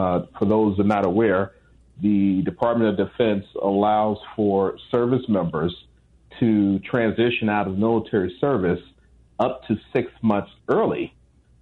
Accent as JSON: {"language": "English", "town": "Chicago", "region": "Illinois", "country": "United States", "said": "I'm from Chicago"}